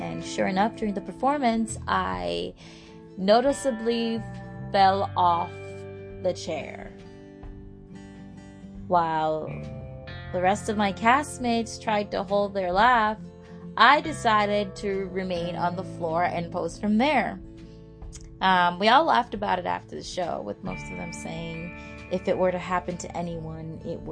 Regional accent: Toronto, Ontario, Canada; moved away as an adult; also born or lived in Jamaica; now in Vancouver, Canada; I came to Canada when I was 8 years old and fell in love with the city, Toronto, and never wanted to leave.

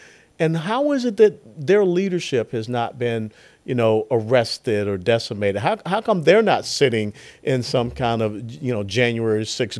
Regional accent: Atlanta, Georgia, United States; I grew up in Atlanta, Georgia.

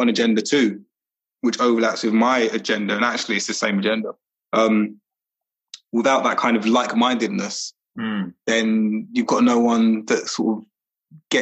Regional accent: London, United Kingdom; moved away as an adult; also born or lived in Highbury / Walthamstow; I grew up in Brixton

